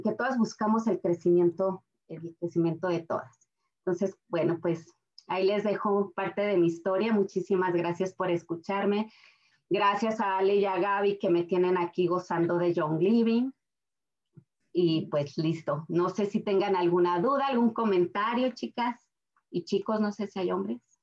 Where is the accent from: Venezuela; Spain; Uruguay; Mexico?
Mexico; Aguascalientes; moved away as an adult; now in Colorado, United States; Soy de Aguascalientes, México. Tengo nueve años en Estados Unidos